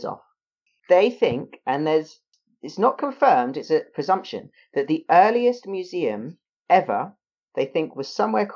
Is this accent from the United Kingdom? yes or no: yes; United Kingdom; I am a British mammal